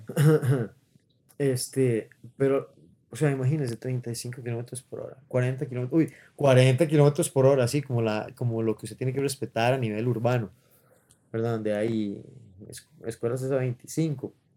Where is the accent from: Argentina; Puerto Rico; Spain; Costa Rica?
Costa Rica; como costarricenses